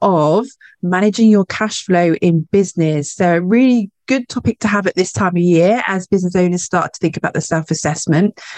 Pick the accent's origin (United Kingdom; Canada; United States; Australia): United Kingdom; Cornwall, South West England; I'm Cornish